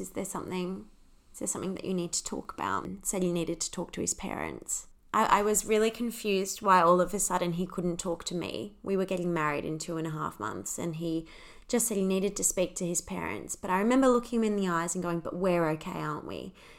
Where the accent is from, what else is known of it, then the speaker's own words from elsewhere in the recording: Australia; accent: Australian; also born or lived in United Kingdom; I'm Australian, if you can't tell from the accent.